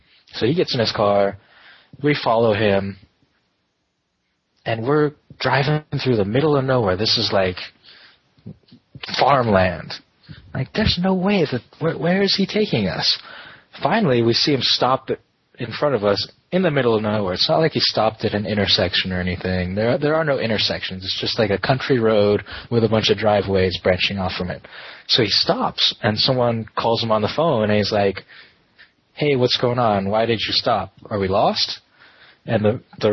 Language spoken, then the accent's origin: English; California, United States; I'm from California